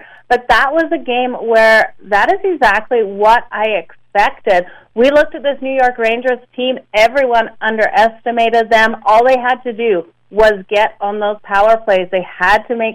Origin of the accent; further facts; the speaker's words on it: Calgary, Alberta, Canada; I am from the Calgary area